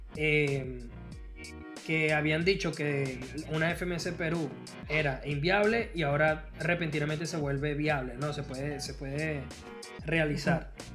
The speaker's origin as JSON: {"language": "Spanish", "country": "Venezuela", "said": "a mí como venezolano"}